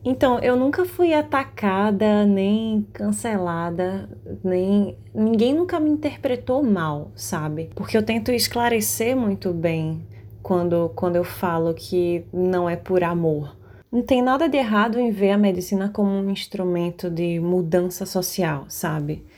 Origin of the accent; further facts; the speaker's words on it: Recife, Pernambuco, Brazil; eu tenho 23 anos, sou daqui de Recife